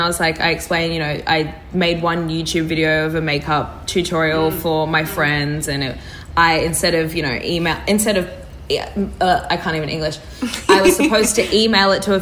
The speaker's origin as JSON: {"language": "English", "town": "Brisbane", "region": "Queensland", "country": "Australia", "tie": "born or raised there", "said": "I growing up in Brisbane"}